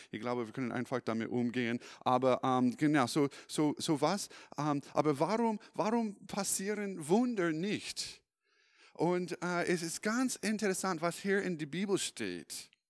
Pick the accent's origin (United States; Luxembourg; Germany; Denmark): United States; California; German is a second language; now in Europe; Ich komme ursprünglich aus den USA. Vielleicht hast du das in meiner in meine Akzent bemerkt und nämlich Kalifornien ich komme aus Kalifornien. Ich bin in 2011 äh, nach äh, Europa gezogen.